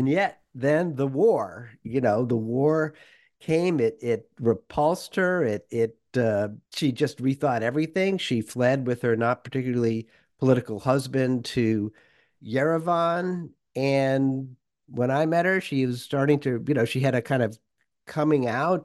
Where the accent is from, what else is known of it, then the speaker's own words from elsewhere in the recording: Worcester, Massachusetts, United States; moved away as an adult; also born or lived in Moscow; growing up in Worcester, Massachusetts